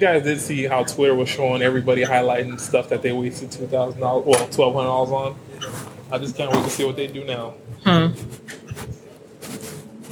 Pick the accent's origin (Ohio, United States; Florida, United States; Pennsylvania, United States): Florida, United States; Miami; moved away; I'm from Miami originally